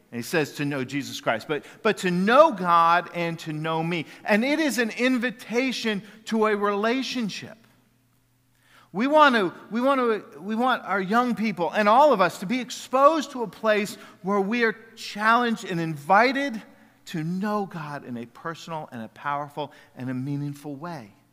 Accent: Jacksonville, United States; when I was a kid growing up in Jacksonville

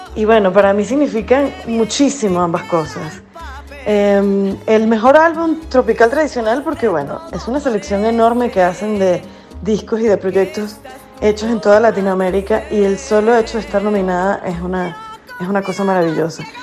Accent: Venezuela; moved away

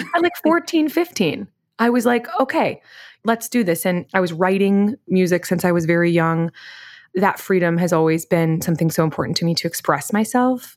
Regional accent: Wichita, Kansas, United States; I grew up in Wichita, Kansas

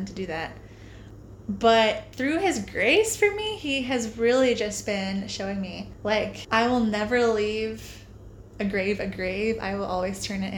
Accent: Center Point, Iowa, United States; moved away as an adult; now in Gainesville, United States; I am from Center Point, Iowa

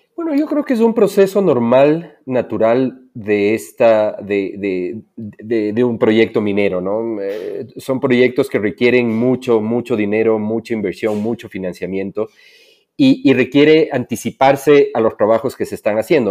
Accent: Ecuador; also born or lived in Quito, Ecuador; soy ecuatoriano, vivo en, Quito, Ecuador

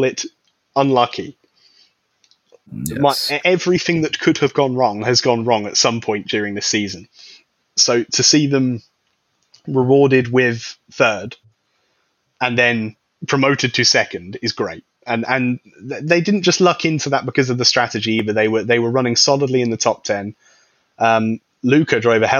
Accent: United Kingdom; being a British person

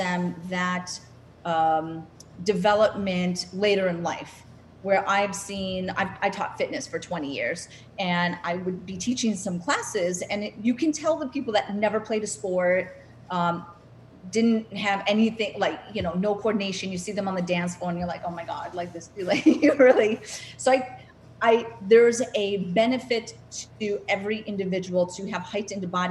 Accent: North Dakota, United States; moved away; I'm from North Dakota, landlocked state

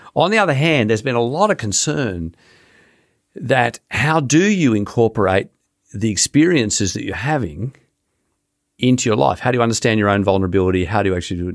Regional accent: Sydney, New South Wales, Australia; growing up near Bondi Beach

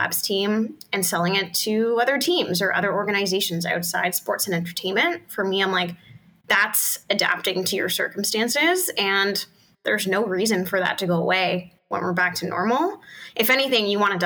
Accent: Canada; we're Canadian

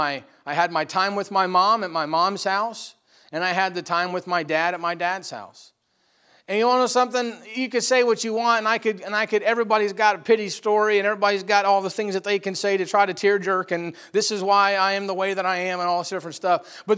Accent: Watertown, New York, United States; born there; and I was born up in Watertown, New York. And, you know, my father and my mom, we were poor, very, very poor.

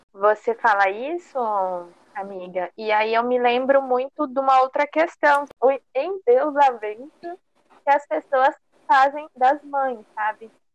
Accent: Cuiabá, Mato Grosso, Brazil; sou daqui de Cuiabá e minha família é daqui

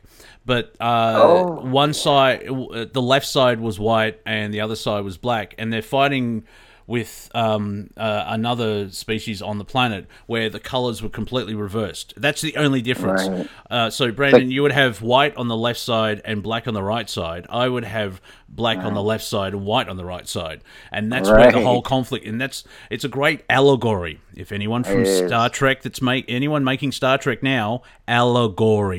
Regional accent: Ireland; I'm Irish. We've had 800 years of servitude.

